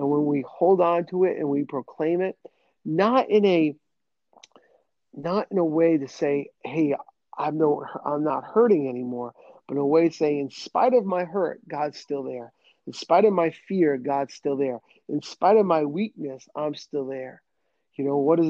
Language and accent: English; New England, United States; accent: New England; my New England accent kicked